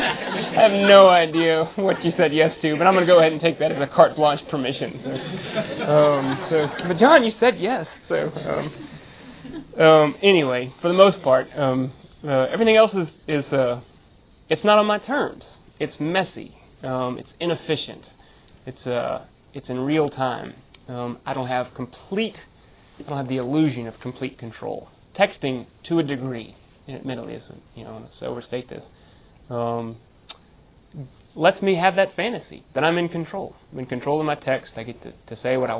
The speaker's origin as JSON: {"language": "English", "region": "Texas", "country": "United States", "tie": "born or raised there", "said": "the place where I grew up in Texas"}